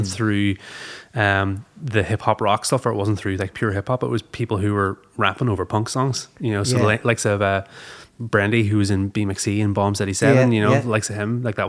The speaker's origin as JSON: {"language": "English", "town": "Belfast", "region": "Northern Ireland", "country": "United Kingdom", "tie": "born or raised there", "lives_now": "Derry, United Kingdom", "said": "But no, I grew up in Belfast. I moved to Derry when I was 21. So I've been there like 13, 14 years now. But I know, grew up in Belfast."}